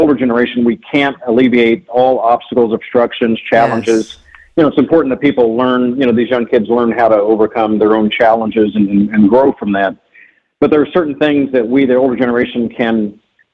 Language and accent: English; New Castle, Indiana, United States; now in Shaker Heights, United States; growing up in Central Indiana